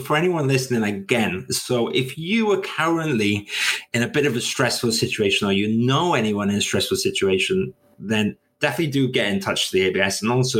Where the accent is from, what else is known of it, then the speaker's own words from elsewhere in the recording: Welsh, Wales, United Kingdom; now in London, United Kingdom; I'm technically Welsh, right? Even though I've been in London for a long time.